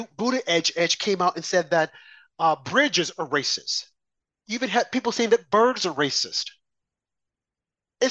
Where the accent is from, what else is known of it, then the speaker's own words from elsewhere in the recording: Arkansas, United States; moved away as an adult; now in New York, United States; I grew up in the South, Arkansas, born and bred there, came to New York, I think, in my 20s.